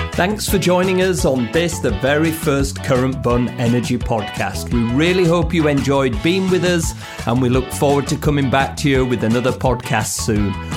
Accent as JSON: {"language": "English", "country": "United Kingdom", "moved": "yes", "lives_now": "United States", "said": "as a British family living in, in the US now"}